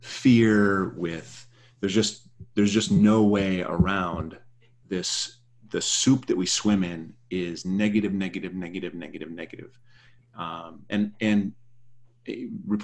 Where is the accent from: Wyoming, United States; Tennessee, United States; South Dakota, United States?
South Dakota, United States; now in Berkeley, United States; I'm from South Dakota, which is, you know, leans right a bit. And I'm living in Berkeley